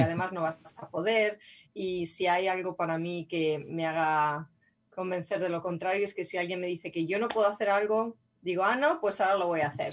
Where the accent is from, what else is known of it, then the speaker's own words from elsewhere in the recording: Madrid, Community of Madrid, Spain; moved away as an adult; now in San Rafael, United States; crecí en Madrid, yo nací en Madrid